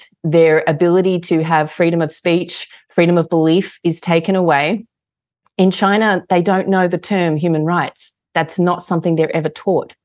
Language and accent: English; Australia; moved away as an adult; now in United States; I was born and raised in Australia to a family of Russian immigrants